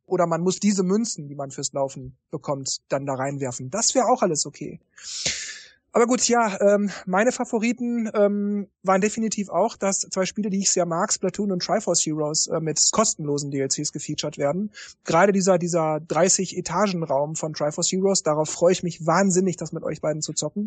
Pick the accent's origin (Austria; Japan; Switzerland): Japan; ich komme aus Japan